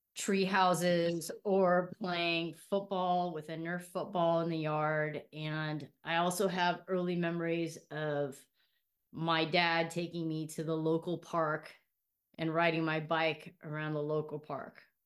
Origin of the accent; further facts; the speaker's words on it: Hacienda Heights, California, United States; also born or lived in Inglewood; I am from Los Angeles. I was born in Inglewood, and I was raised for most of my life in Hacienda Heights